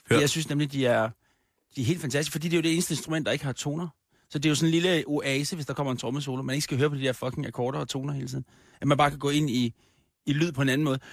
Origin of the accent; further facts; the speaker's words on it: Copenhagen, Capital Region of Denmark, Denmark; Det er min hjemstavn.